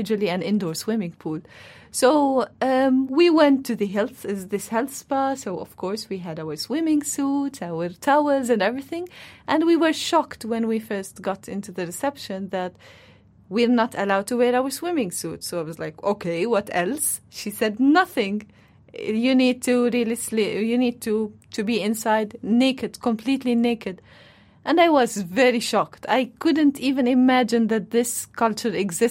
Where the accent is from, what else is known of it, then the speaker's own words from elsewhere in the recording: Palestine; moved away as an adult; now in Netherlands; I'm Palestinian, so before coming to the Netherlands, I was all the time living in Palestine, and actually the Netherlands is the first station in my life outside my home country, Palestine